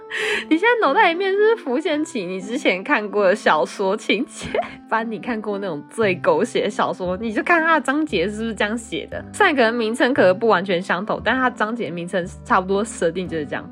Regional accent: Taiwan; accent: Taiwanese; 我是从台湾来旅游的，我真的不是东南亚人，我也不是泰国人

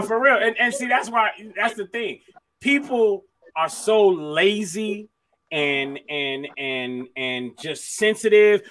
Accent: Miami, Florida, United States; I'm from Miami

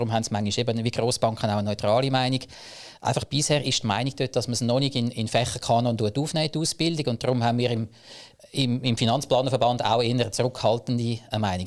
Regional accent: Zug, Switzerland; Ich komme aus dem Crypto Valley Zug

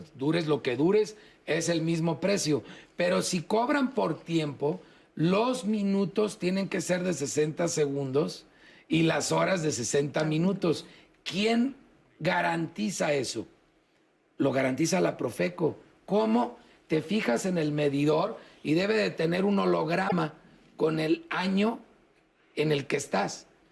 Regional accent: Mexico

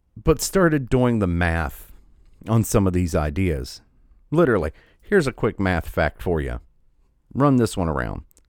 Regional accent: United States; I'm just an American. I was born here.

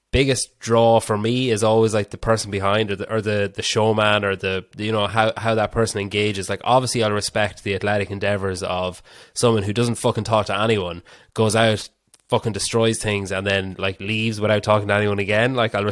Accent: Ireland

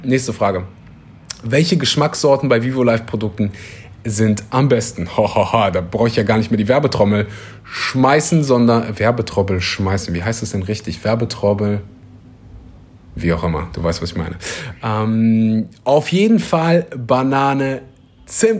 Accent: Kleverland, North Rhine-Westphalia, Germany; now in Bali, Indonesia; Also da, wo ich herkomme, aus dem wunderbaren äh, Rheinland, Kleverland

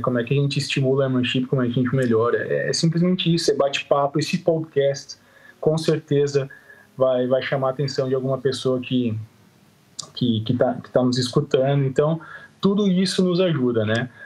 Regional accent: Caxias do Sul, Rio Grande do Sul, Brazil; sou de Caxias do Sul, do Rio Grande do Sul

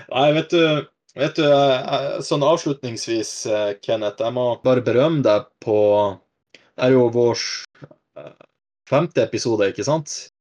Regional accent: Vadsø, Finnmark, Norway; jeg vokste opp i Vadsø

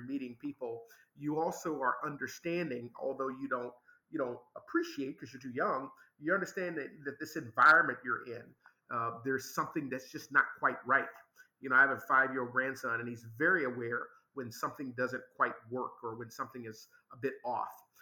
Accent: Memphis, Tennessee, United States; moved away; I was raised in Memphis, Tennessee, the American South

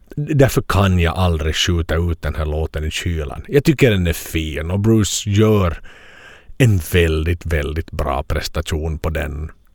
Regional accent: Finland; hemma i Finland

